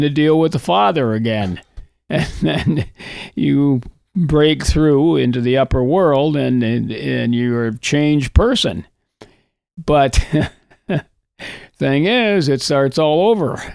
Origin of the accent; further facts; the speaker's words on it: Coleraine, Minnesota, United States; also born or lived in Hibbing, Minnesota; I grew up on the Iron Range in northern Minnesota. I was born in Hibbing